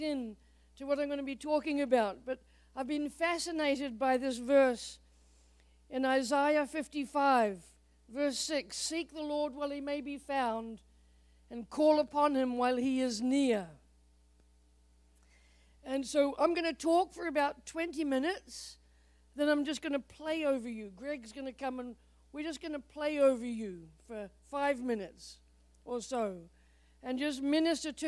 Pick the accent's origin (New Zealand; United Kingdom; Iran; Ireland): New Zealand; moved away as an adult; now in United States; longer in the United States than in New Zealand, so I am an American, a proud American.